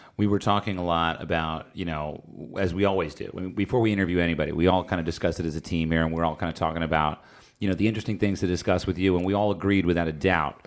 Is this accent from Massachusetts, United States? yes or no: no; New Jersey, United States; I grew up in Jersey